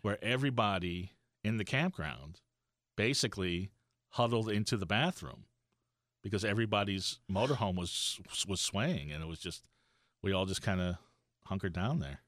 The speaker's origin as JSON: {"language": "English", "region": "Florida", "country": "United States", "tie": "born or raised there", "also_born_or_lived": "Brooklyn, New York / Miami, Florida / Fort Lauderdale, Florida"}